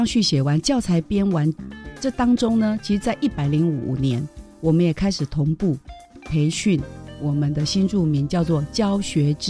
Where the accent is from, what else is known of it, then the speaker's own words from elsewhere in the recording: Vietnam; 哦，比如说我们越南是以越南北部的语言为主，